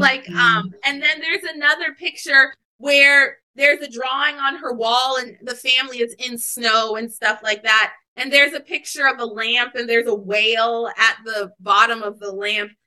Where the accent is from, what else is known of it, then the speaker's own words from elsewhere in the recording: Anchorage, Alaska, United States; I grew up in Anchorage, Alaska